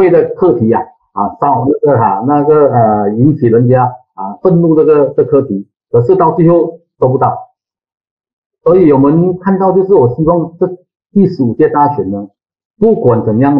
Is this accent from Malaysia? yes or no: yes; Penang, Malaysia; 你们是站在人民立场，或是站在政府立场？你们要为人民讲吗？这些都是我们槟城人面对的问题。